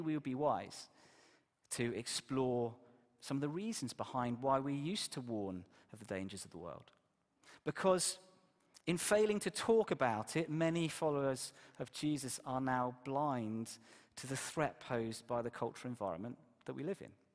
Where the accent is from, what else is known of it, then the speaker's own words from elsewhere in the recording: Exeter, South West England, United Kingdom; moved away; my church where I grew up in Exeter